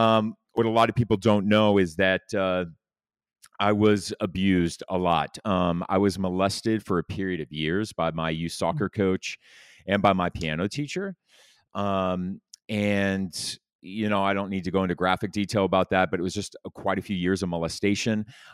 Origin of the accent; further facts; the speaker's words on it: Laguna Beach, California, United States; So I grew up in Orange County, California, Laguna Beach. I grew up as a little rich kid in a really nice house.